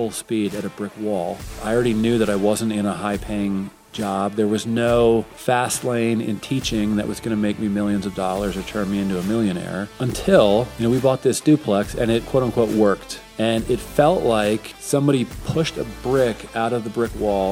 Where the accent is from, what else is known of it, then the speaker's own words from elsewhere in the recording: West Chester, Pennsylvania, United States; I'm from Westchester, so just outside of Philly